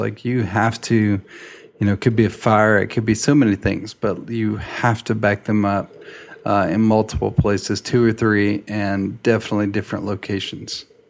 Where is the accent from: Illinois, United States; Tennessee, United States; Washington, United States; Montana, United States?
Tennessee, United States; Nashville; I'm from Nashville, a little suburb outside of town